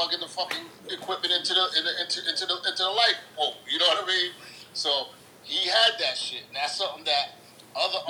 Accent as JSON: {"language": "English", "town": "New York City", "region": "New York", "country": "United States", "said": "I'm from the Bronx."}